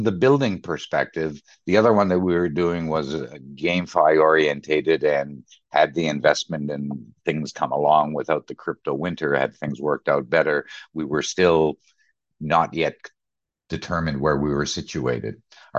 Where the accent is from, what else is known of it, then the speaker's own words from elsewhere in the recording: Canada; also born or lived in Middle East / London, United Kingdom / Germany; So I'm a Canadian. I've been in Canada. I've been in the Middle East, 12 years in London, 7 years in Germany.